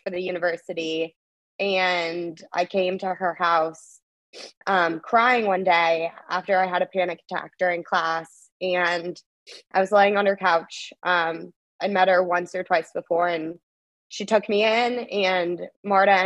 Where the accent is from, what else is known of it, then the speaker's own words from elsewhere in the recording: Florida, United States; moved away as an adult; also born or lived in Long Island; now in Clemson, United States; home, which is Florida